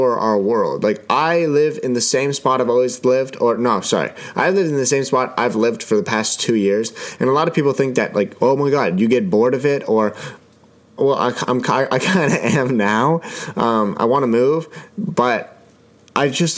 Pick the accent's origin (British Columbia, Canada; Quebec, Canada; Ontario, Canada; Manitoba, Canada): Ontario, Canada; Ottawa; Now, I'm Canadian. I live in Ottawa. I was born in Ottawa, and I live in a beautiful city.